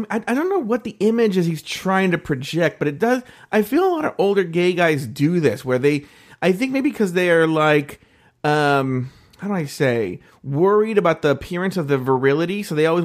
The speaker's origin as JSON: {"language": "English", "country": "Australia", "said": "That's what I like to do because I'm Australian yeah."}